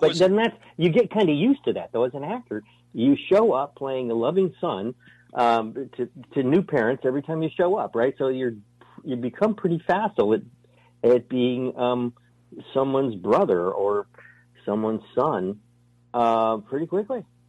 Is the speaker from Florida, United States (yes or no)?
no; New York City, New York, United States; moved away; I was born in New York City.